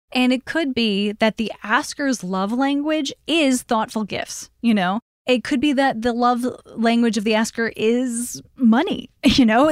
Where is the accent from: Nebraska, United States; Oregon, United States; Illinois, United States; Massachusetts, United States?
Illinois, United States; Chicago; I grew up in Chicago, too.